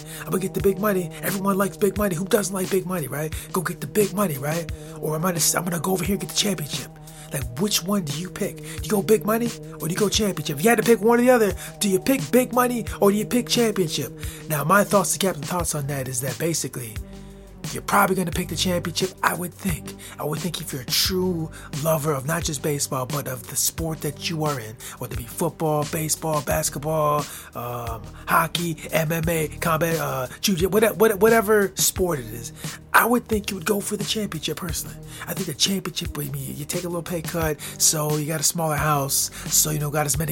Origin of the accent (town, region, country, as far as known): United States; born or raised there